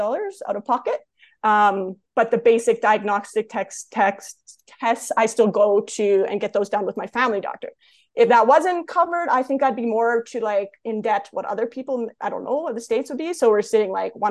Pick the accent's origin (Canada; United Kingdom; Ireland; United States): Canada; accent: Canadian; also born or lived in Calgary area, Alberta; as a Canadian